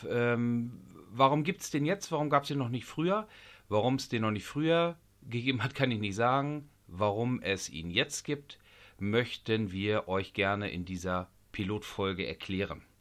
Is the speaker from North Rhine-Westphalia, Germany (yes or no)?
no; Lower Saxony, Germany; Ich bin seinerzeit aus Niedersachsen nach Schleswig-Holstein gezogen